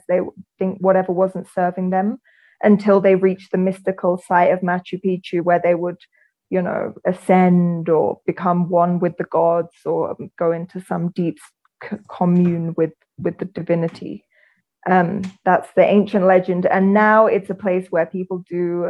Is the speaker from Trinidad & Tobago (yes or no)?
no; England, United Kingdom; moved away as an adult; also born or lived in London / United States; now in Sacred Valley, Peru; I'm from England and I lived all over England.